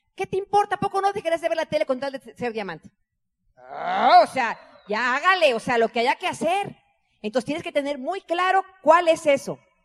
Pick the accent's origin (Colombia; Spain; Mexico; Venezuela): Mexico